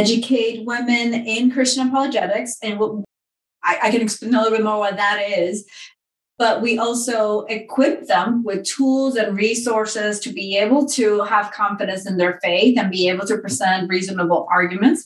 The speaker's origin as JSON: {"language": "English", "country": "Dominican Republic", "tie": "born or raised there", "moved": "yes", "said": "I grew up in the Dominican Republic"}